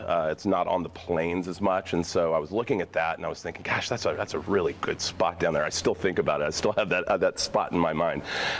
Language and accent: English; Memphis, Tennessee, United States; moved away as an adult; also born or lived in Oklahoma City; now in Oregon, United States; I grew up in Memphis, so that's where I'm originally from.